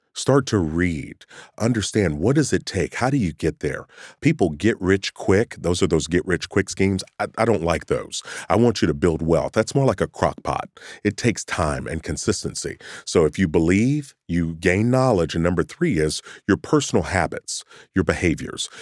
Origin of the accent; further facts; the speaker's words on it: Kentucky, United States; Me growing up in Kentucky